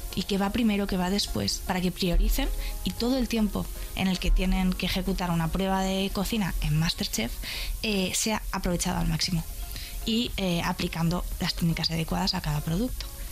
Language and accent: Spanish; Madrid, Community of Madrid, Spain; Soy madrileña